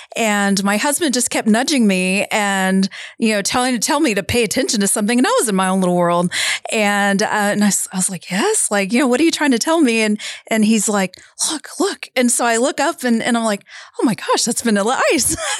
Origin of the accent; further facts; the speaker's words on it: San Antonio, Texas, United States; we said San Antonio